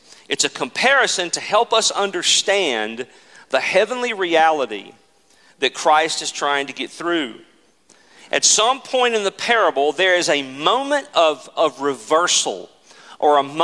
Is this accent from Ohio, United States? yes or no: no; Mississippi Delta, United States; I grew up in the Mississippi Delta, and our house literally was on the edge of a cotton field.